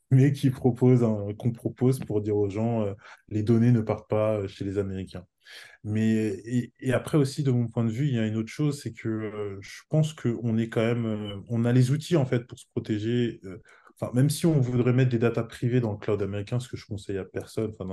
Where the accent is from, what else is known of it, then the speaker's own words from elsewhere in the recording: France; now in Portugal; Moi, j'habite au Portugal. Je suis français